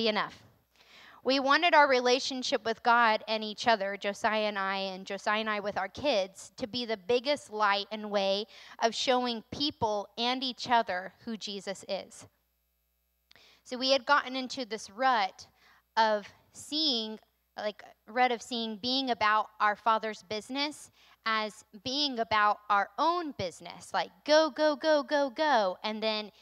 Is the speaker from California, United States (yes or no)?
no; North Carolina, United States; moved away as an adult; now in Maine, United States; I'm from North Carolina